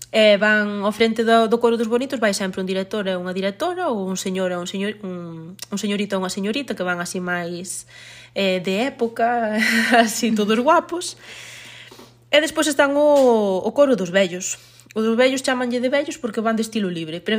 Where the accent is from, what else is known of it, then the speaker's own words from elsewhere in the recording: Teo, Galicia, Spain; son de Bamonde, de Teo, Pamón é unha parroquia de Teo